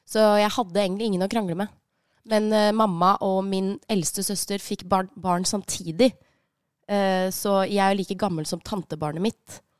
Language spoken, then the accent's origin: Norwegian; Gjøvik, Innlandet, Norway; Jeg er fra Gjøvik. Vi, eh, vi, har lært å, vi lærte å kjøre tidlig, vi.